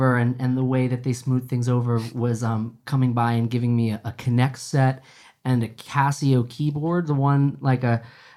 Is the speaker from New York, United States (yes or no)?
no; Shelburne Falls, Massachusetts, United States; moved away as an adult; now in Holyoke, United States; Kelly and I both grew up in a small town called Shelburne Falls